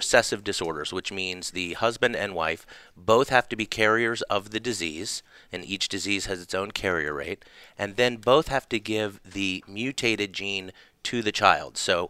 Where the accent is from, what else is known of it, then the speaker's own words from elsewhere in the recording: Charleston, South Carolina, United States; also born or lived in Atlanta, United States; Grew up in Charleston, South Carolina.